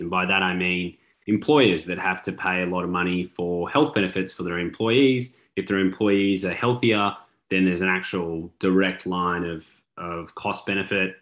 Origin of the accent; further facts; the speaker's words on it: Australia; now in Texas, United States; As an Australian living in Texas